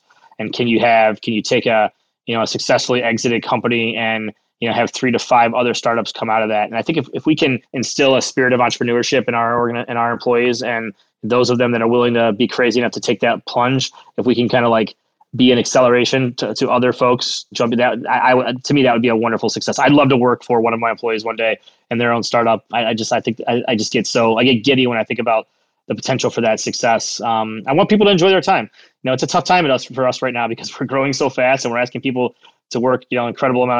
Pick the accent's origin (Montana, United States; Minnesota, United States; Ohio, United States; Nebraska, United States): Ohio, United States; Cleveland; I'd say Cleveland